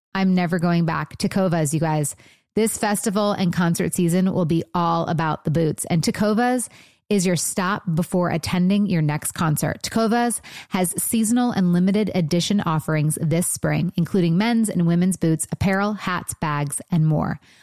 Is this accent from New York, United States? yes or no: no; Michigan, United States; also born or lived in Los Angeles; now in Nashville, United States; I'm from Michigan.